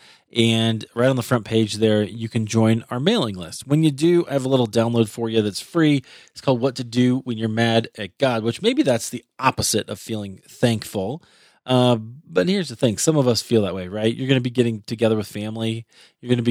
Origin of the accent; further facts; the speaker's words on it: Iowa, United States; now in Rocky Mountains, United States; I'm from Iowa